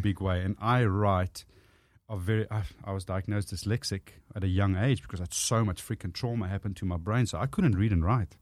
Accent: South Africa; born or raised there; accent: South African; first language Afrikaans; English is a second language; moved away as an adult; now in Australia

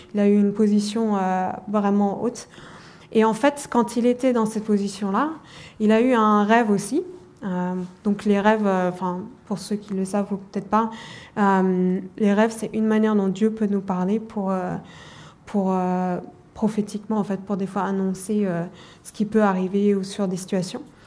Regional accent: Germany; je suis allemande d'origine.

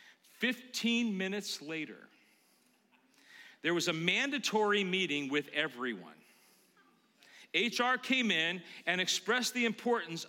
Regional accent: Concord, California, United States; I grew up in Concord, California.

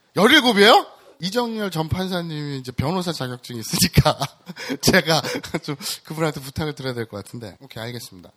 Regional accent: Andong, North Gyeongsang, South Korea; 제 고향이 경북 안동입니다.

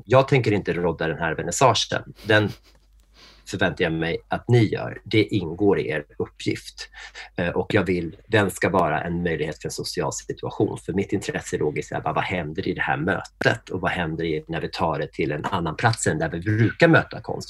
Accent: Norrtälje, Stockholm County, Sweden; jag är född i Norrtälje som är den där småstad utanför Stockholm

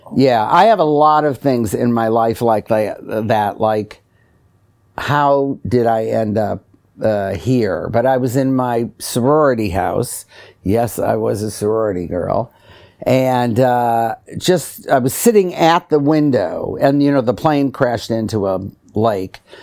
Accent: Detroit, Michigan, United States; I grew up in Detroit

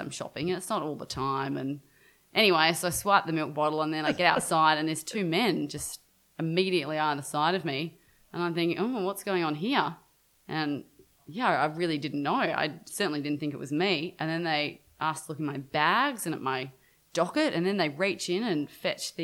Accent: Brisbane, Queensland, Australia; I grew up in Brisbane, as I mentioned earlier, and most of my extended family is in Sydney

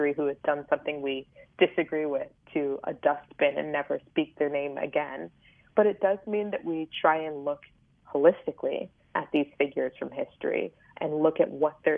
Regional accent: Richmond, Virginia, United States; I grew up in Richmond, Virginia, which is famous as the former capital of the Confederacy

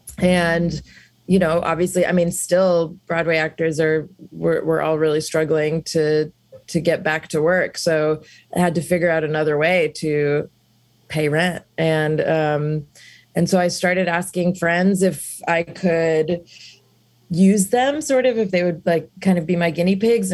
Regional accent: South India, India; So I've been raised Hindu and I'm from South India.

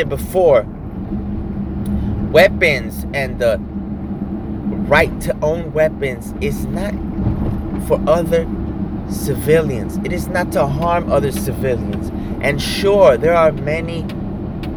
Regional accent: United States; I am an American patriot

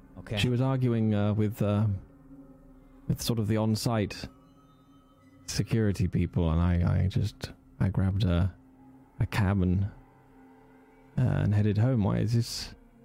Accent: England, United Kingdom; I'm from England. That's not, even your cold snaps are just that little bit extra nippy.

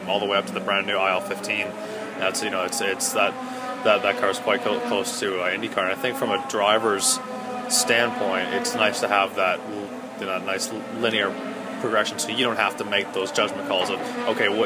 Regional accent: Stouffville, Ontario, Canada; also born or lived in Toronto, Ontario; I was born in Toronto, Ontario. Grew up in Stouffville. It's a small suburb north of Toronto

